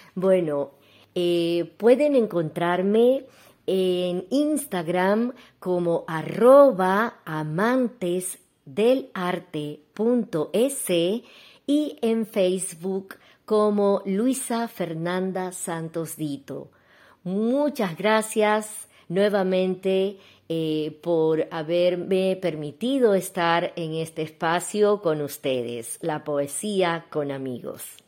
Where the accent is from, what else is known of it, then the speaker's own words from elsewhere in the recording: Ecuador; Soy de Ecuador